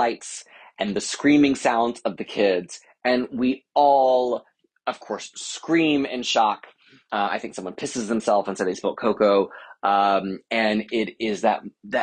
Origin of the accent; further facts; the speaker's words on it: Louisiana, United States; we're from Louisiana